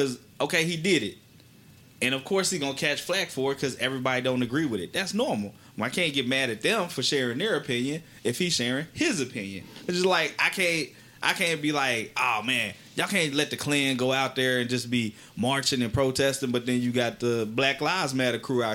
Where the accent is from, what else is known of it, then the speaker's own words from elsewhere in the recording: Wylie, Texas, United States; I grew up in Wiley, Texas